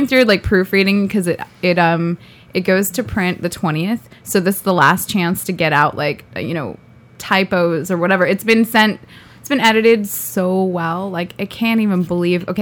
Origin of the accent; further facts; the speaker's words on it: Thousand Oaks, California, United States; Thousand Oaks